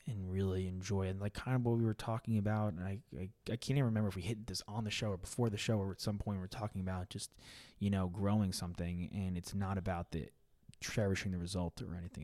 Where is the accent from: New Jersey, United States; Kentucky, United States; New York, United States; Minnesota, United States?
New York, United States; being a New Yorker, and I'm young